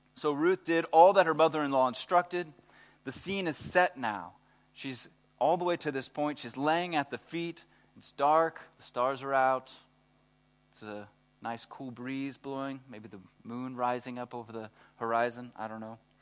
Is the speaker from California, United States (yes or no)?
no; Texas, United States; I'm from Texas